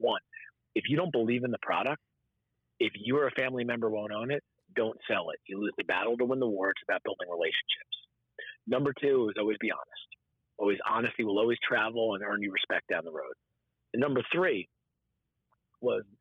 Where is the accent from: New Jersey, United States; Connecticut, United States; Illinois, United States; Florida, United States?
New Jersey, United States; Parsippany; I grew up outside New York City in northern Jersey